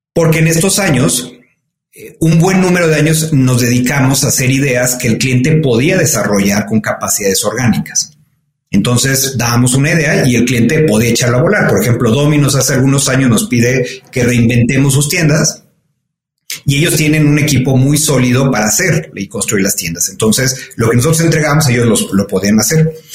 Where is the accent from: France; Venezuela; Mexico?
Mexico; soy un orgulloso mexicano, me, siento muy, muy privilegiado de, de, haber nacido y de haber crecido en este país